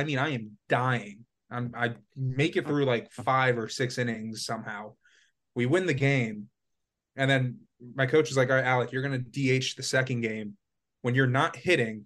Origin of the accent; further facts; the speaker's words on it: Florida, United States; moved away as an adult; also born or lived in upstate New York; I'm from Florida.